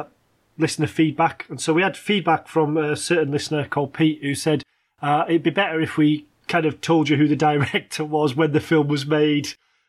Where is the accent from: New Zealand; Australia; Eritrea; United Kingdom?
United Kingdom; England; I was English